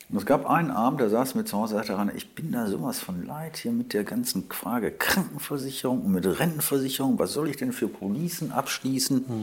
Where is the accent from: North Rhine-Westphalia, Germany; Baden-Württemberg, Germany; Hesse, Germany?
North Rhine-Westphalia, Germany; Wuppertal; Und er wollte in einer Agentur arbeiten in meiner Heimatstadt Wuppertal, ist ein Kleinod von Agenturen.